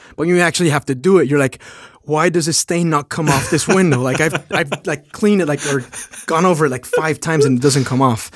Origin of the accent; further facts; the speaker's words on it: Mexico; moved away as an adult; also born or lived in Phoenix; now in New York, United States; I'm from Mexico. I live in New York